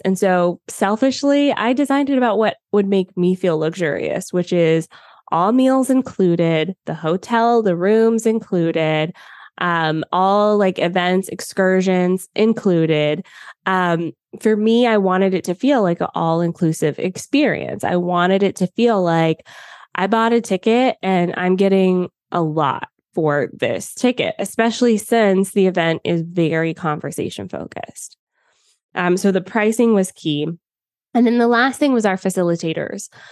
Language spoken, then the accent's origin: English; United States; moved away as an adult; now in Canada; I was born and spent most of my life in the U S